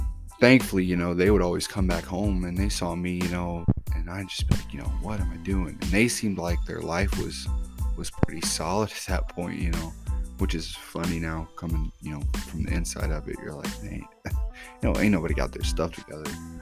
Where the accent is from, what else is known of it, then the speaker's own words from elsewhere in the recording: Vienna, Missouri, United States; also born or lived in St. Louis, Missouri; I spent most of my life out here in a little town called Vienna, Missouri.